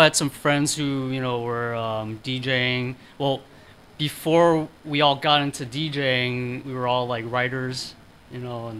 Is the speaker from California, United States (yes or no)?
yes; San Francisco, California, United States; Born and raised San Franciscan, Frisco.